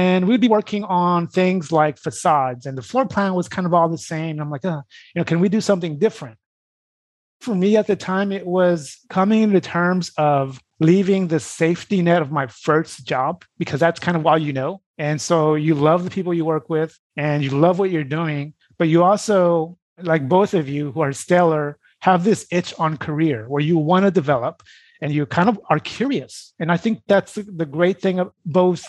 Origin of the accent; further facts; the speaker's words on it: Brazil; moved away; I grew up in Brazil